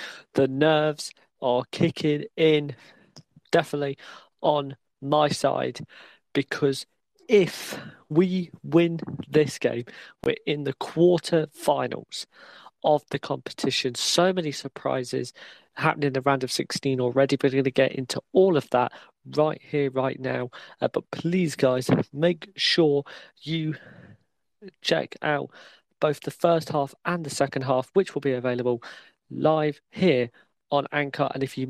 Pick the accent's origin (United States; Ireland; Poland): Ireland; Yeah, definitely, and obviously, you know, I'm Irish as well.